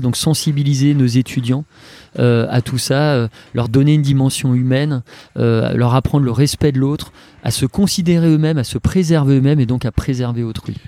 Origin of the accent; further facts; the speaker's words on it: Alsace, Grand Est, France; moved away; je suis un Alsacien, papa de deux enfants